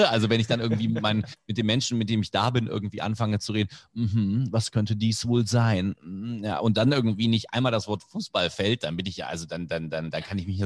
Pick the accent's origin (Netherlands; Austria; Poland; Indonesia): Indonesia; German is a second language; ich zum Teil ja auch mit der deutschen Sprache als Fremdsprache aufgewachsen bin. Du hast erwähnt, ich bin in Indonesien aufgewachsen.